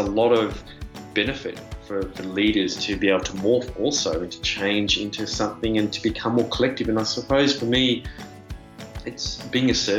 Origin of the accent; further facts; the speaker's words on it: Melbourne, Victoria, Australia; moved away as an adult; also born or lived in Europe; I'm originally from Australia in Melbourne